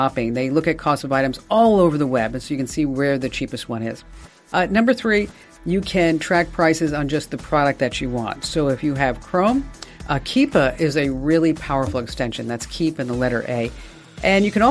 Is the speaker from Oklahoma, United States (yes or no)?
no; New York, United States; accent: New York; my New York accent